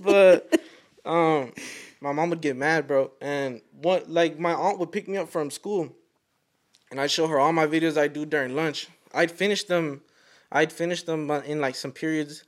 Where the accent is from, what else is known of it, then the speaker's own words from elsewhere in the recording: Fort Worth, Texas, United States; I'm from Fort Worth